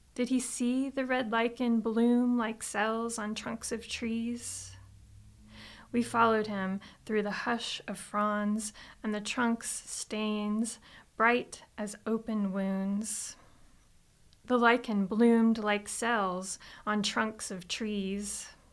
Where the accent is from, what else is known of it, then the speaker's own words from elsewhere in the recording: Florida, United States; moved away; I'm originally from Florida